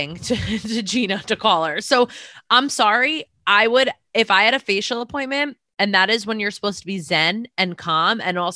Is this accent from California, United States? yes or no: no; New York area, United States; I'm from that area. I'm not from Long Island, but I know a lot of people and I'm friends with a lot of people from Long Island and my family is from Long Island